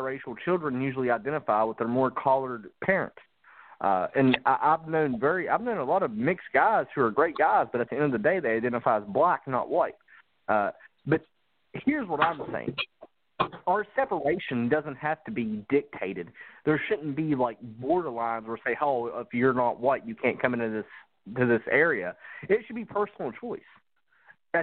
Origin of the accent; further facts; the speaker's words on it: West Virginia, United States; moved away; I live in the South, but I'm from the Appalachian Mountains.